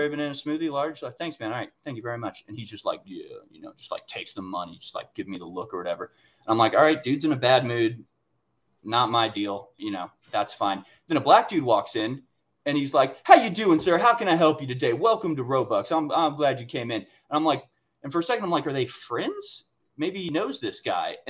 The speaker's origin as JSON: {"language": "English", "town": "Houston", "region": "Texas", "country": "United States", "tie": "born or raised there", "also_born_or_lived": "Washington, District of Columbia, United States", "moved": "yes", "said": "I grew up in Houston, where there is truly natural diversity"}